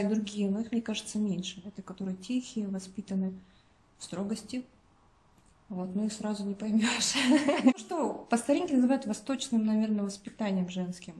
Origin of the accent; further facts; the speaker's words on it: Tuva, Russia; у нас национальная республика, тут менталитет другой получается